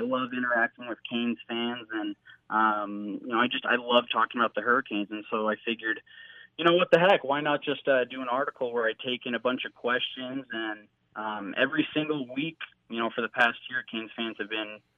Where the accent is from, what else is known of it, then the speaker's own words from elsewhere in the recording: Hollywood, Florida, United States; now in West Coast, United States; I grew up in Hollywood just down the road. I grew up in the Orange Bowl, going to games